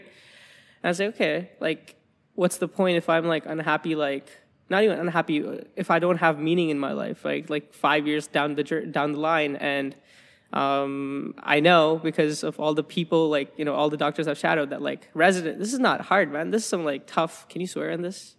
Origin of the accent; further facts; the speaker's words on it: Alberta, Canada; moved away as an adult; now in Waterloo, Canada; I'm from, I'm from Alberta, right? Um, and, and I'm from a small town